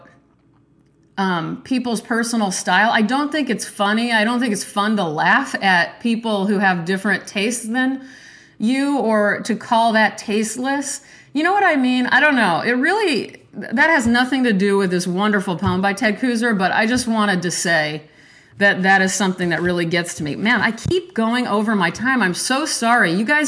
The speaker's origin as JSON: {"language": "English", "region": "Nebraska", "country": "United States", "said": "I am from Nebraska, and I really love Nebraska"}